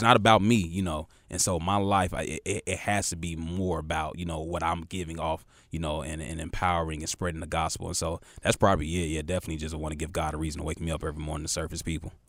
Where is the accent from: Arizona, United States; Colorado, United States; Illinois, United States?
Illinois, United States; Chicago; now in Charlotte, United States; super Chicago pride